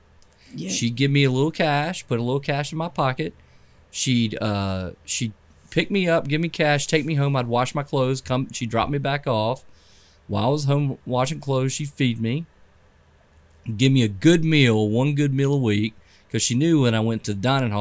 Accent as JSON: {"language": "English", "town": "Clemson", "region": "South Carolina", "country": "United States", "tie": "born or raised there", "said": "I grew up in Clemson. Went to Daniel High School"}